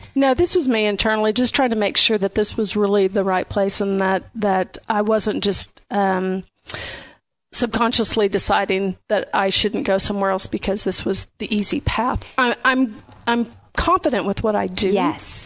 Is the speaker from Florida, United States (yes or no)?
no; Audubon, Iowa, United States; moved away as an adult; also born or lived in Kansas; now in Lubbock, United States; I grew up near Audubon, Iowa, southwest part of count part of the state.